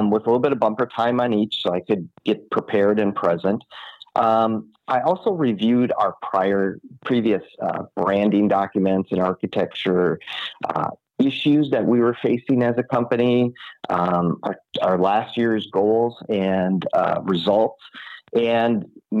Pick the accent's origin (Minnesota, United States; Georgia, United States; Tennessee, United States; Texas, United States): Minnesota, United States; Minneapolis; I am born and raised in Minneapolis, Minnesota, so up in the cold region of our country